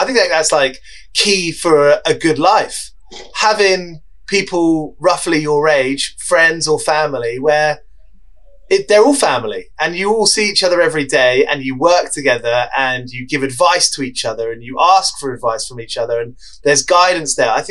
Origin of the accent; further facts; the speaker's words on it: near Watford, East of England, United Kingdom; I grew up near Watford